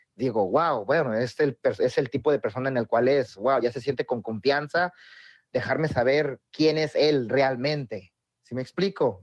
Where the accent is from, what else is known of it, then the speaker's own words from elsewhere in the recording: Oaxaca, Mexico; en Oaxaca hablamos inglés